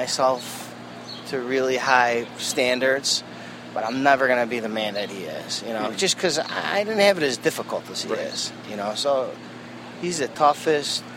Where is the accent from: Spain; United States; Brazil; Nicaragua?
United States; Chicago, Illinois; born or raised there